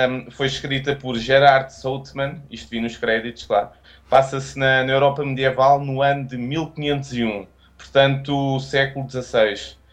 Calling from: Estoril, Lisbon, Portugal; Eu estou aqui, eu vivo no Pau Gordo, estou mesmo a falar-vos falar do Pau Gordo, uh, que é aqui uma qualidade ao pé do Estoril.

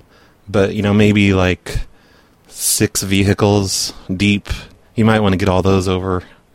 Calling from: New York, United States; I'm calling from New York.

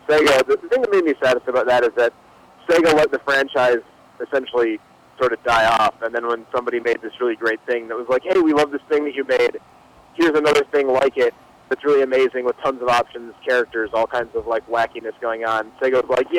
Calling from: Milwaukee, Wisconsin, United States; from Milwaukee.

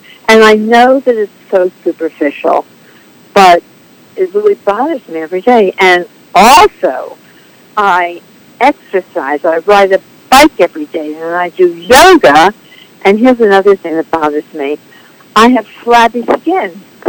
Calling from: North Hills, California, United States; I'm calling from North Hills, California.

